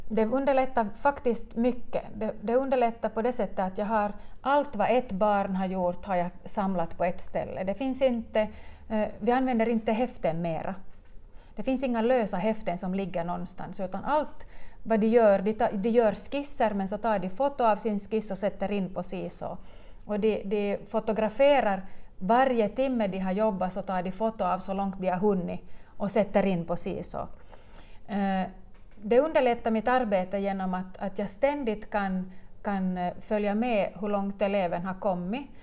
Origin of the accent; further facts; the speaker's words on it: Munsala, Ostrobothnia, Finland; jag är hemma från Munsala